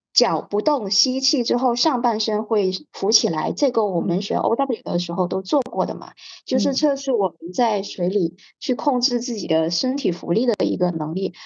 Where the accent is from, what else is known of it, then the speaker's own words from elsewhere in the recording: Hainan, China; 因为我是在海南出生的，那我舅舅是在旅游行业做的